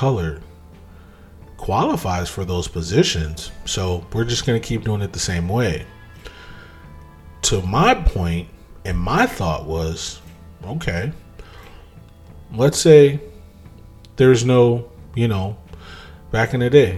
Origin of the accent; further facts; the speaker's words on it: United States; I'm a Black American. I'm okay with being a Black American. I am not from Africa